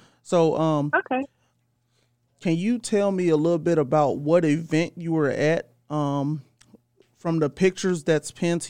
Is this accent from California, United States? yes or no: no; St. Louis, Missouri, United States; I'm from St. Louis